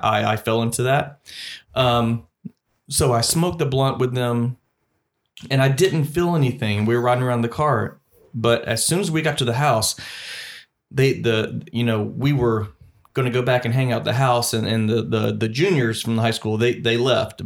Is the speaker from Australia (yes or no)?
no; Columbus, Georgia, United States; from my hometown of Columbus, Georgia